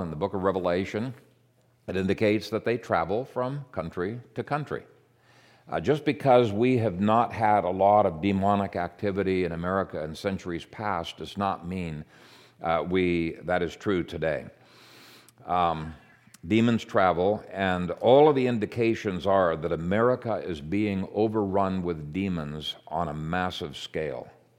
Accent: Ethiopia; I grew up in Ethiopia in an animistic province where people were under enormous bondage to demons.

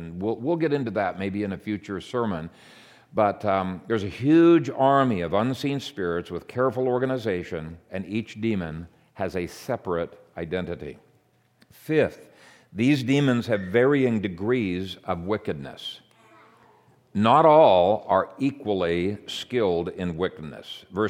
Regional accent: Ethiopia; I grew up in Ethiopia in an animistic province where people were under enormous bondage to demons.

